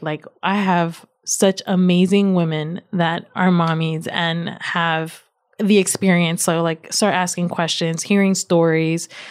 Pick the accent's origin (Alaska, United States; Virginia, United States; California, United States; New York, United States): Virginia, United States; My parents are from Nicaragua. I was born and raised in Virginia